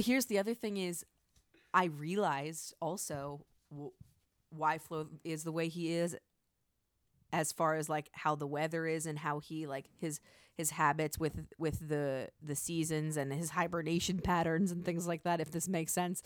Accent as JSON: {"language": "English", "country": "United States", "tie": "born or raised there", "said": "As an American, someone who was born and raised in the United States"}